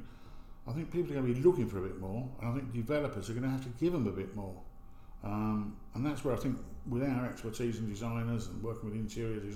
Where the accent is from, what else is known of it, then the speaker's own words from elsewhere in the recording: United Kingdom; I'm British. I'm absolutely staunch British